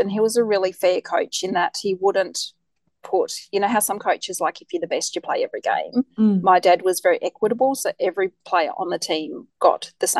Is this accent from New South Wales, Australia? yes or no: no; Hobart, Tasmania, Australia; also born or lived in Howrah; So I grew up on Hobart's Eastern Shore in a little suburb called Lauderdale. So I lived there for the first, I think we moved when I was about 18 or 19.